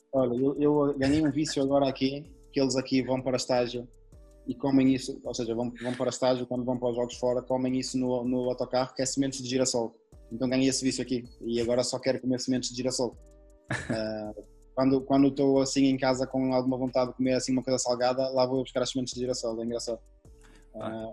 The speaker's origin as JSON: {"language": "Portuguese", "country": "Portugal", "moved": "yes", "said": "sendo, sendo, português"}